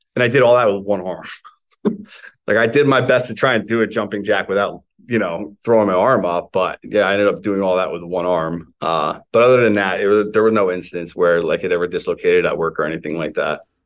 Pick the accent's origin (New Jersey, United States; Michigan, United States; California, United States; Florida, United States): New Jersey, United States; Morris County; I grew up in like North Jersey, Morris County